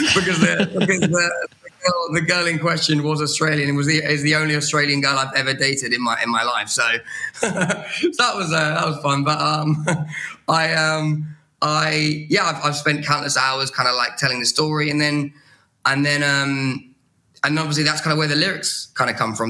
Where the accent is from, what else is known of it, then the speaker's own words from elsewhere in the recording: Brighton, South East England, United Kingdom; moved away as an adult; now in London, United Kingdom; fresh out of Brighton, my, my hometown in the UK